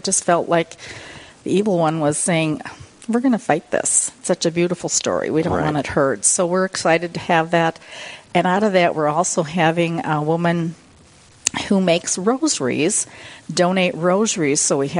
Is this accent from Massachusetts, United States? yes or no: no; Rochester, Minnesota, United States; also born or lived in Simpson, Minnesota; I was born and raised in Rochester at St. Mary's Hospital. Lived on a dairy farm with my family for much of my life out at Simpson, Minnesota, which is just south of Rochester. Received all my sacraments at St. Bridget's Catholic Church